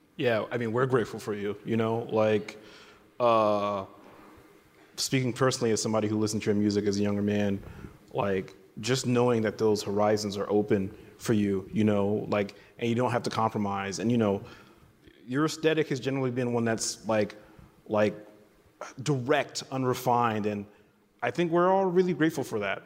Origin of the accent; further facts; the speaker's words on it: New York City, New York, United States; I grew up in New York City